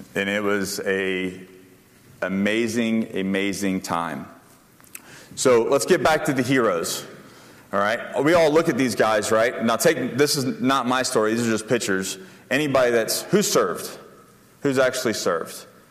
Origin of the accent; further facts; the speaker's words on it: Panama City, Florida, United States; I grew up in Panama City, Florida